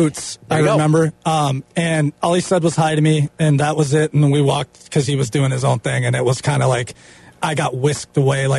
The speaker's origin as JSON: {"language": "English", "region": "Minnesota", "country": "United States", "said": "I'm from Minnesota."}